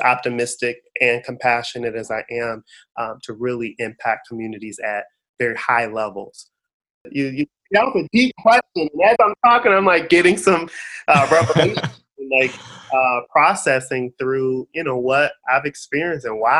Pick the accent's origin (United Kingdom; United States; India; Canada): United States; Detroit, Michigan; growing up in Detroit, it's majority African American